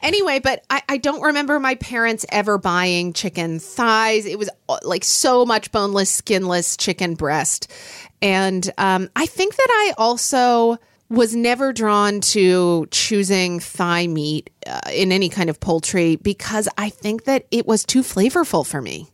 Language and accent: English; Oklahoma, United States; when I was growing up in Oklahoma